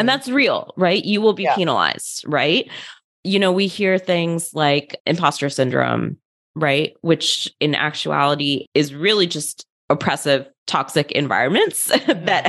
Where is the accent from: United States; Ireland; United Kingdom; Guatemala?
United States; outside of Philadelphia, Pennsylvania; I grew up in outside of Philadelphia in a pretty white suburb